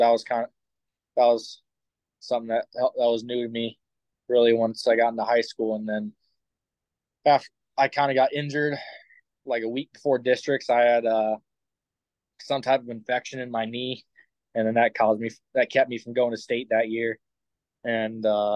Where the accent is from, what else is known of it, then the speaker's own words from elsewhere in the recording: Keokuk, Iowa, United States; my hometown's Keokuk, Iowa